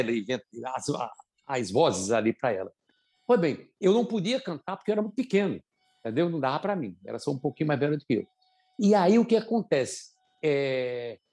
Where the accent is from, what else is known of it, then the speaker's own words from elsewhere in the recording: São Bento do Una, Pernambuco, Brazil; moved away; Eu sou da cidade de São Bento do Una, é, era uma cidade que tinha uns 5 mil habitantes quando eu nasci